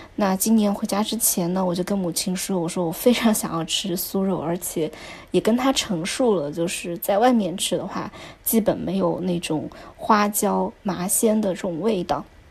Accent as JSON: {"language": "Chinese", "town": "Chengdu", "region": "Sichuan", "country": "China", "moved": "as an adult", "lives_now": "Shanghai, China", "said": "作为一个四川人，我到现在都还是一个成都胃啊"}